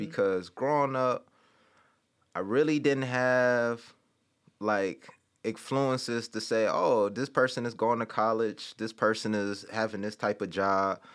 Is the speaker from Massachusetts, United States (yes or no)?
no; Detroit, Michigan, United States; moved away as an adult; also born or lived in Chicago; I'm from Detroit